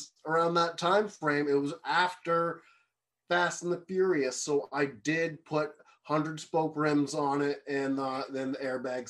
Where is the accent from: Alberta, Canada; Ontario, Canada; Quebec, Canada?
Ontario, Canada; Kingston; I'm from Kingston